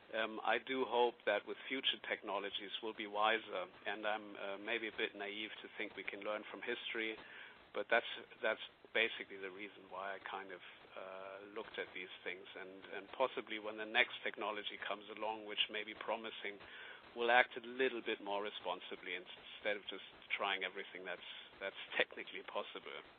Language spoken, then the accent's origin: English; Bavaria, Germany; I grew up in Bavaria